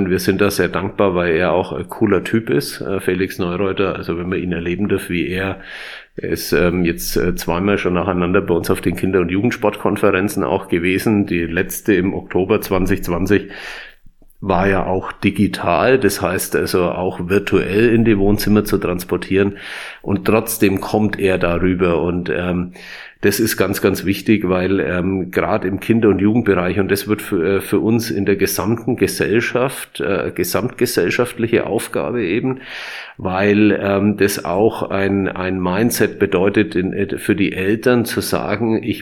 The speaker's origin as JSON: {"language": "German", "town": "Nuremberg", "region": "Bavaria", "country": "Germany", "tie": "born or raised there", "said": "Also ähm, ich bin ja waschechter Nürnberger."}